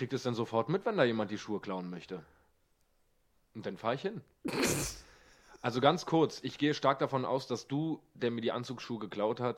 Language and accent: German; Bad Salzuflen, North Rhine-Westphalia, Germany; Das ist so ein Ort, da kann ich doch nicht mit Stolz sagen, wo ich herkomme. Bad Salzuflen, das klingt schon.